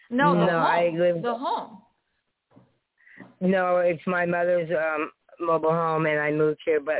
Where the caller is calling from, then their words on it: Sunnyvale, California, United States; I'm a first-time caller. I'm calling from Sunnyvale, California.